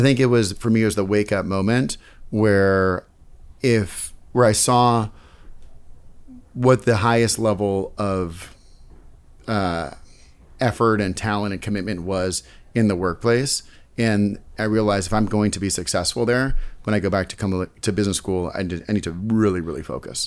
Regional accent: San Francisco, California, United States; now in New York City, United States; I'm originally from the Bay Area, San Francisco

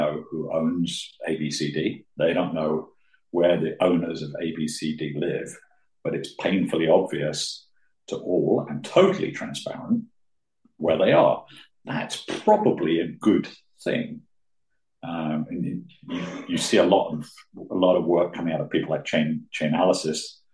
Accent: United Kingdom; being British

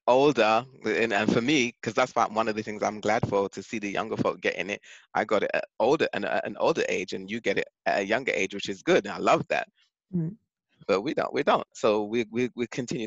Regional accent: England, United Kingdom; moved away as an adult; now in Bronx, United States; I was born and raised in England until I came to the States.

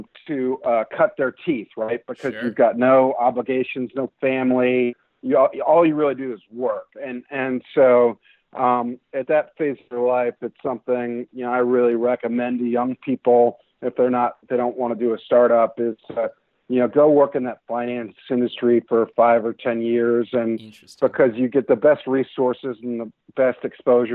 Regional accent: Northern Virginia, United States; I grew up in Northern Virginia

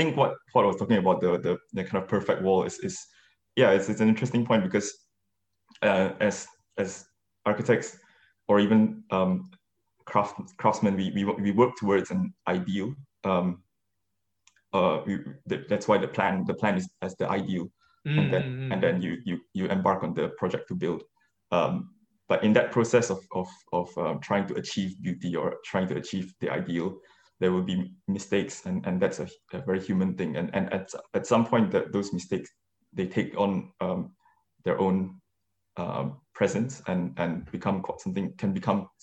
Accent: Malaysia; moved away as an adult; also born or lived in Kuala Lumpur; now in London, United Kingdom; I grew up in Malaysia and did A levels there, and then came here for undergrad

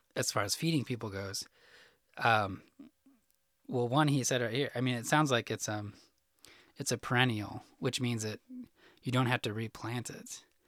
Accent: Illinois, United States; moved away as an adult; now in Arkansas, United States; I grew up in Illinois

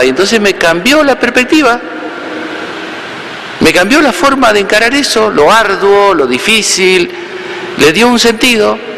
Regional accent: Entre Ríos, Argentina; estando en mi pueblo natal allá en Entre Ríos me tocó, bueno, cuidar a mis padres un tiempo.

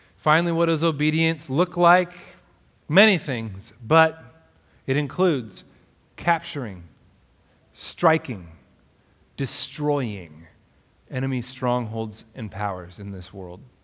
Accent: Alaska, United States; moved away; my hometown in alaska

